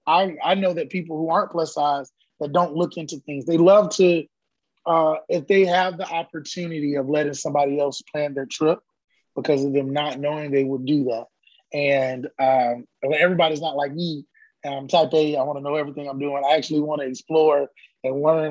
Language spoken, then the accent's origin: English; Orlando, Florida, United States; moved away as an adult; now in Austin, United States; born and raised in Orlando, Mickey Mouse Country